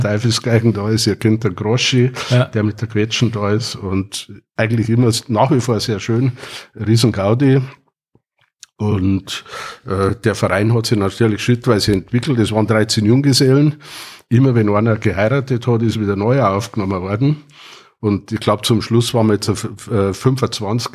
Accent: Wartenberg, Bavaria, Germany; bin äh, geboren worden in Wartenberg, in einem alten Wartenberger Krankenhaus

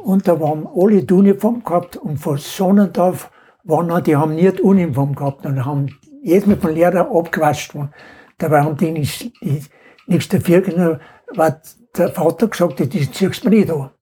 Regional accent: Inning am Holz, Bavaria, Germany; geboren bin am 20.02.29 in Heldering, Gemeinde Inning am Holz

